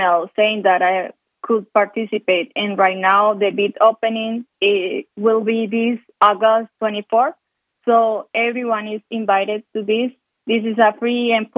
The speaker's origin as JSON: {"language": "English", "country": "Colombia", "tie": "born or raised there", "second_language": "English", "moved": "as an adult", "lives_now": "Calgary, Canada", "said": "I was born in Colombia, and in the city where I grew up, we don't have seasons"}